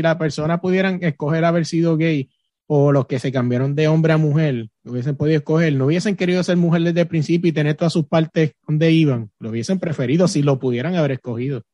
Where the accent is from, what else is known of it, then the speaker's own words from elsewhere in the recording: Puerto Rico; moved away; soy de Puerto Rico